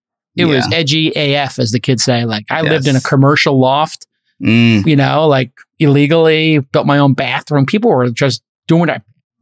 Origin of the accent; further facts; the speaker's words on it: New York City, New York, United States; When I grew up in Brooklyn